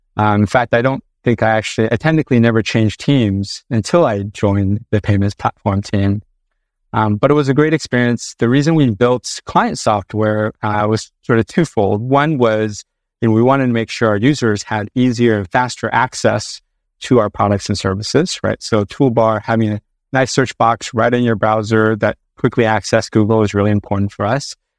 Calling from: Sunnyvale, California, United States; I am calling in from California today, uh, specifically Sunnyvale, California

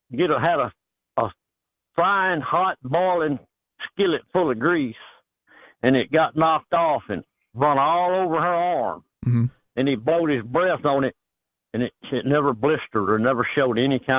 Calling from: Texas, United States

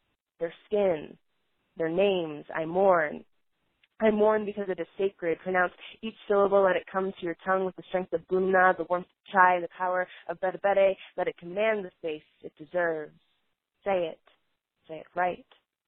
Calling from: Colorado Springs, Colorado, United States; I'm calling from Colorado Springs, Colorado

